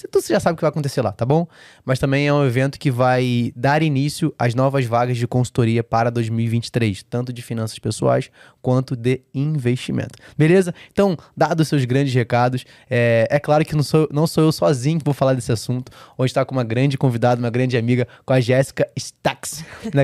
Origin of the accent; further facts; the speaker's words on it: Rio de Janeiro, Brazil; como um bom carioca